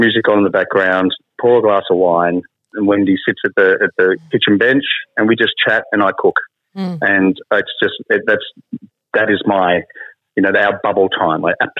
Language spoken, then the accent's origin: English; Dimboola, Victoria, Australia; Oh, yeah, absolutely. Well, my dad was a market gardener too.